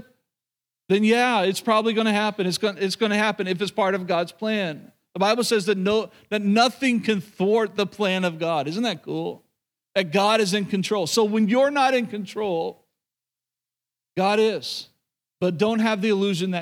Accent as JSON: {"language": "English", "region": "Oklahoma", "country": "United States", "tie": "born or raised there", "moved": "yes", "said": "growing up in Oklahoma, being around a lot of believers growing up, obviously grew up in the church."}